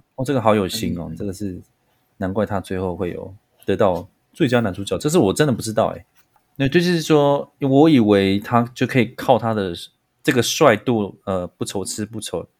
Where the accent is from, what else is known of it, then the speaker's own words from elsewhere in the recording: Pingtung County, Taiwan; moved away as an adult; also born or lived in Taipei; 我来自屏东，我是卢凯初的